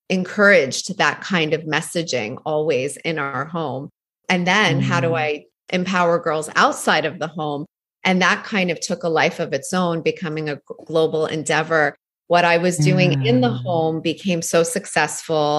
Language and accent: English; Canada; also born or lived in Iran; now in New York, United States; I was born in Iran and left there when I was 3 to move to Canada, where I was raised.